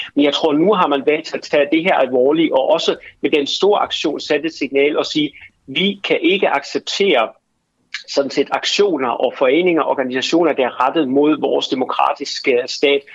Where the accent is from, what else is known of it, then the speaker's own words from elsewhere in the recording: Germany; jeg som tysker